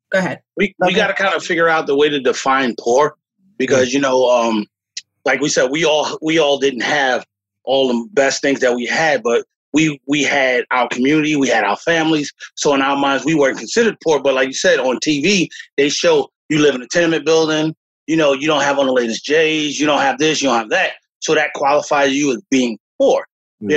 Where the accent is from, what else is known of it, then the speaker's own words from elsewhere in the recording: New York City, New York, United States; moved away as an adult; now in South Brunswick, United States; I grew up in the South Bronx